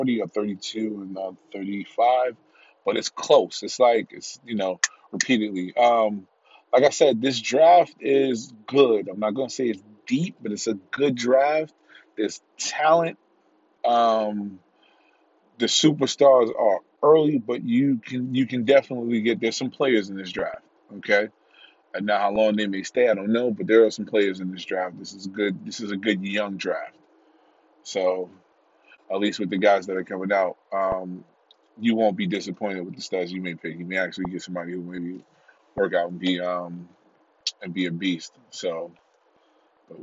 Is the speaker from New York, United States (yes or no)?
yes; New York, United States; as a New Yorker